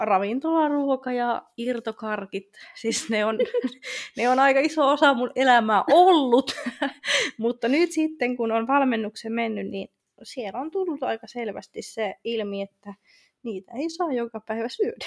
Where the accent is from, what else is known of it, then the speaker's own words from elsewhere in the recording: Rovaniemi, Lapland, Finland; now in Tampere, Finland; mä oon muuttanut tuolta Rovaniemeltä tänne Tampereelle. Sen vielä jonkun verran ehkä mun äänestä kuulee